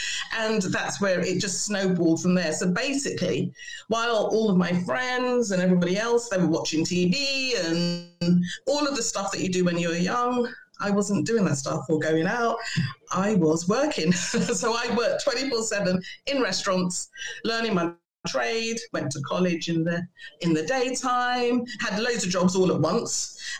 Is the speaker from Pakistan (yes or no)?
no; Boston, East Midlands, United Kingdom; as you can hear, I'm from Boston.